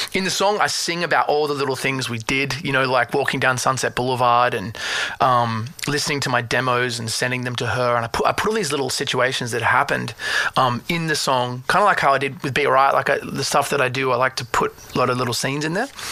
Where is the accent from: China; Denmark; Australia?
Australia; I'm Australian